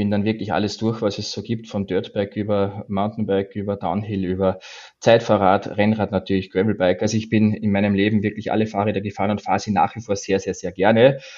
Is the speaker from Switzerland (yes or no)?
no; Austria; moved away as an adult; now in Stuttgart, Germany; Also wie man meinem Dialekt entnehmen kann, bin ich Österreicher. Ich wohne zwar seit vielen Jahren in Deutschland, in Stuttgart, aber ich